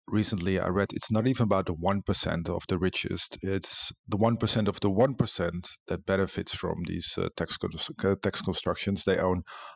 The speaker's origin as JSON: {"language": "English", "country": "Netherlands", "said": "I come from the Netherlands, which has a similar reputation"}